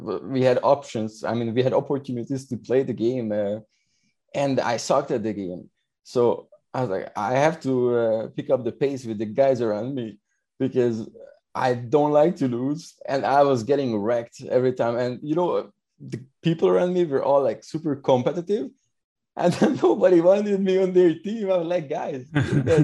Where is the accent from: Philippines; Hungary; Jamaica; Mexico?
Hungary; moved away as an adult; now in Montreal, Canada; I am from Hungary